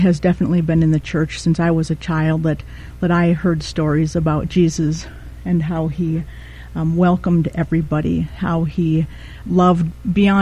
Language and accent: English; Rhinelander, Wisconsin, United States; also born or lived in River Falls, Wisconsin; I was born and raised in Rhinelander, Wisconsin